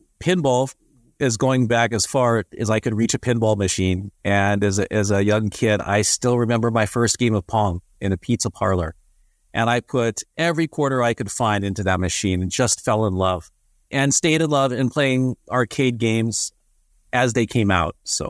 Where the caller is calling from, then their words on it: Inner Mongolia, China; I'm calling from the Inner Mongolia Autonomous Province of China, doing some work these days as a digital nomad bouncing over Asia.